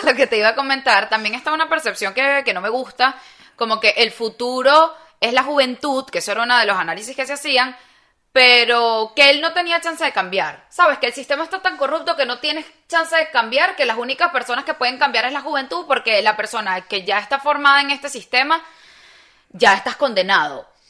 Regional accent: Venezuela; moved away; nosotros que venimos de Venezuela

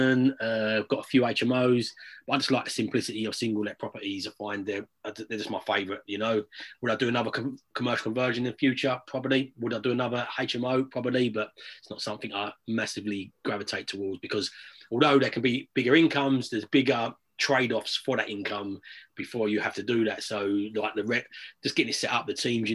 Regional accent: United Kingdom; also born or lived in London; I was born in London, but from the age of about six, I grew up in a little village just out on the outskirts

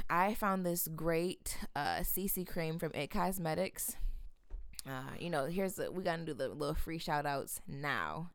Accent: Grand Rapids, Michigan, United States; born and raised in Grand Rapids

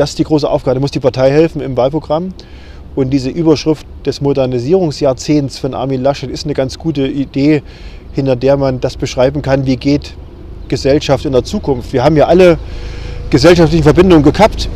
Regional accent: Thuringia, Germany; zu Hause, auch bei uns in Thüringen

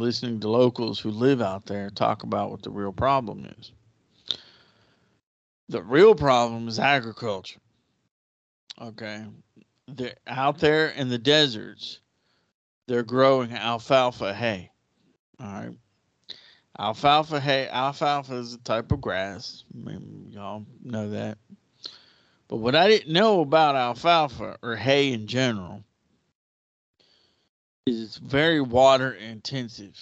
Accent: United States; As an American

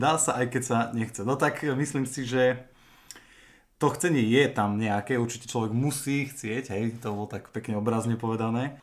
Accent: Hriňová, Banská Bystrica Region, Slovakia; pochádzam z Riňovej

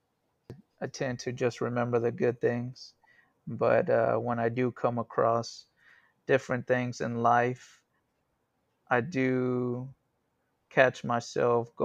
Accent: Dallas, Texas, United States; I grew up here in Dallas. Different parts of Dallas, North Dallas and East Dallas and Lovefield area

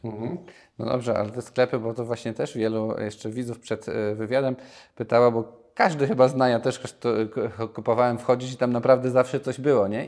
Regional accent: Nowy Sącz, Lesser Poland, Poland; Ja pochodzę z Nowego Sącza

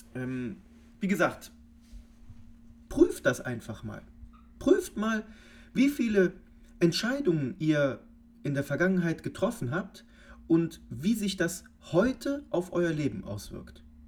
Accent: Cologne, North Rhine-Westphalia, Germany; wir kommen hier aus Köln

